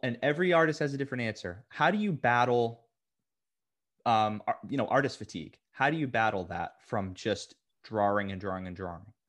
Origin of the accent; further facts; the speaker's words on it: Boston, Massachusetts, United States; I'm from Boston, Massachusetts.